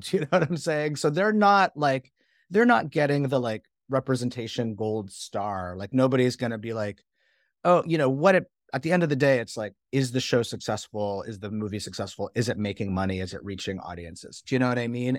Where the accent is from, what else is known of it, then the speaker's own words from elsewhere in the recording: Canada; moved away as an adult; now in United States; I'm from Canada, right? And I, I, like, I came to the US to go to school